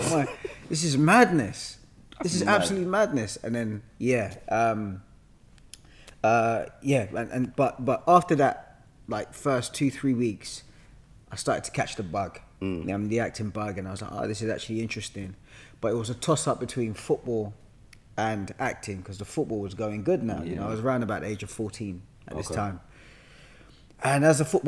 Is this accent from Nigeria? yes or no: no; London, United Kingdom; I was born and bred in Hackney.